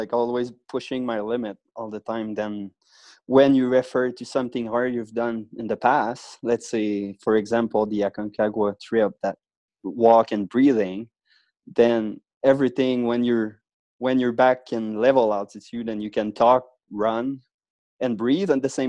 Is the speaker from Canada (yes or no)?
yes; Quebec, Canada; So yes, outside of Quebec City